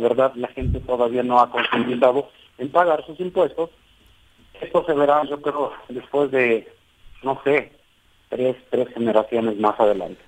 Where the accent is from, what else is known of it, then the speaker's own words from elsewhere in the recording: Mexico; Soy 100% originario, traigo la sangre de Socotle, por lo tanto, nunca se me van a olvidar mis raíces